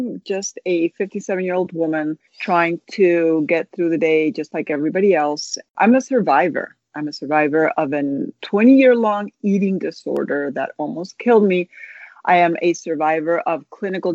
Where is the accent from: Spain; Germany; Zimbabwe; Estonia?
Spain; moved away as an adult; now in United States; I was born in Spain, but my mother's from the United States, so I'm bilingual, bicultural, multicultural. I was mainly raised in Spain